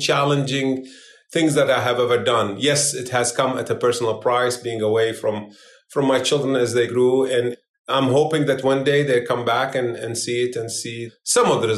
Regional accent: Iraq; now in United States; I am no longer an Iraqi. I'm an American of Iraqi heritage.

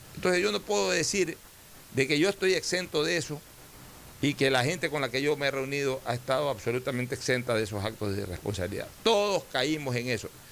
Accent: Ecuador; somos todos los ecuatorianos

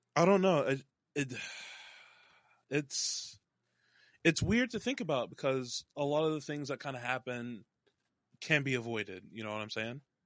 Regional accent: North Texas, United States; also born or lived in Dallas, Texas; now in Seattle, United States; I was born in Dallas, raised all over the North Texas area

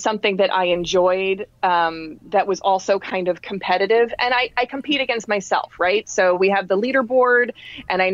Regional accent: New York City, New York, United States; born or raised there; now in New Jersey, United States

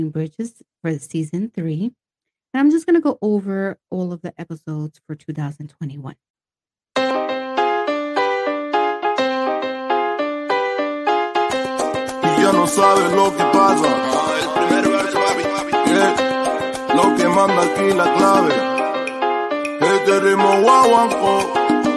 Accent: New York City, New York, United States; I'm from the Bronx

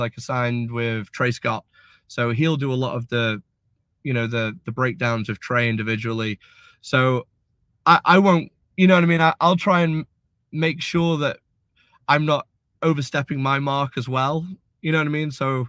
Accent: United Kingdom; But then especially being British, you know

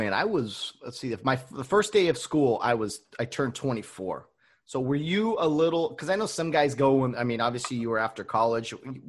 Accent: California, United States; I was from California

